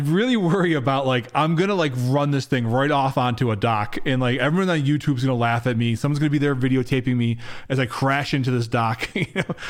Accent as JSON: {"language": "English", "town": "Rochester", "region": "New York", "country": "United States", "tie": "born or raised there", "also_born_or_lived": "Buffalo, New York", "said": "I grew up in Rochester, New York, in Buffalo and Rochester, New York"}